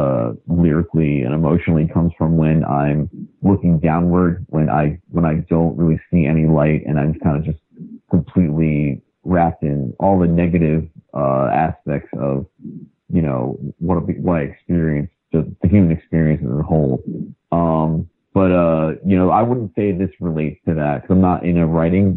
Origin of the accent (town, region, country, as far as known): New York City, New York, United States; born or raised there